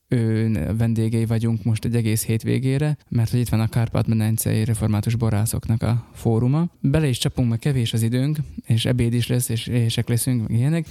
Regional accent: Upper Hungary, Felvidék, Slovakia; mi felvidékiek vagyunk

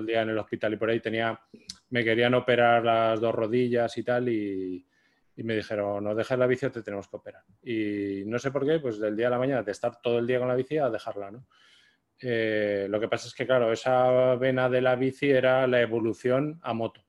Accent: Zaragoza, Aragon, Spain; nosotros somos de Zaragoza

